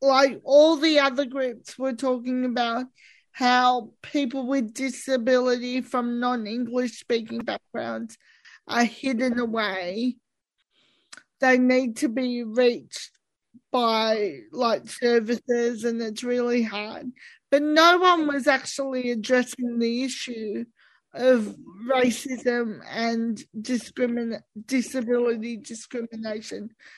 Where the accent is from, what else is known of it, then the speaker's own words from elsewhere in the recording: Australia; And I see myself as Australian, and so does Elizabeth. We're not others. We're just like everyone else.